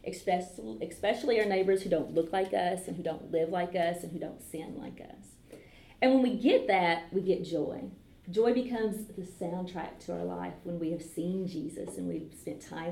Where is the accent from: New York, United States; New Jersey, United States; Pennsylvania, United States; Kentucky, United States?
Kentucky, United States; Calvert City; I'm from Calvert City, Kentucky, which is just close to Paducah, Kentucky.